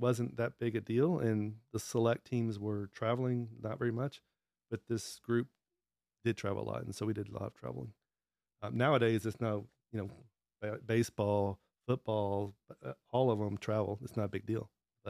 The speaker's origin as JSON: {"language": "English", "town": "Dallas", "region": "Texas", "country": "United States", "tie": "born or raised there", "said": "I grew up in Dallas"}